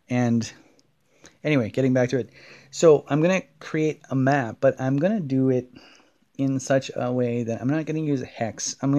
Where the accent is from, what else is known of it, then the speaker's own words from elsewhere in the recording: Scotland, United Kingdom; I'm kind of a once a year scotch drinker, even though I'm Scottish and I know there's lots of Scots that might be yelling blasphemous things at me.